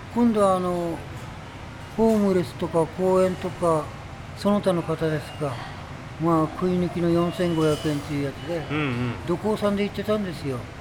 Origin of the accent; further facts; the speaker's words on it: Ashikaga, Tochigi, Japan; moved away as an adult; now in Tokyo, Japan; 地元の栃木県足利市